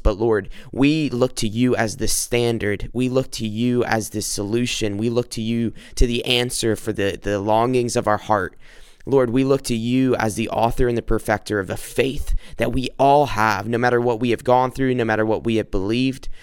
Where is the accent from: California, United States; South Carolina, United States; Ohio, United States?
South Carolina, United States; now in Macomb, United States; I'm from South Carolina. Currently, I'm I'm living in Michigan, in Macomb, Michigan